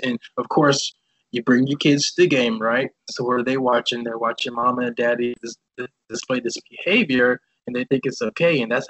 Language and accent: English; the South, United States; This is like America, and especially growing up in the South, like, what?